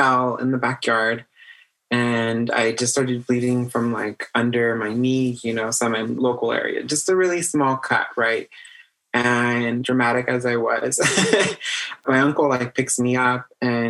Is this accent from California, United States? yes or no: yes; Baldwin Park, California, United States; I grew up on Millbury. If you know where the big Walmart is, the new one, just down the street from there in this greenhouse with my grandma